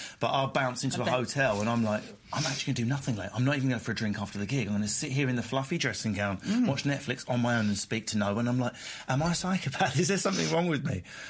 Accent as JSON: {"language": "English", "country": "Isle of Man", "said": "I'm from the Isle of Man. It counts."}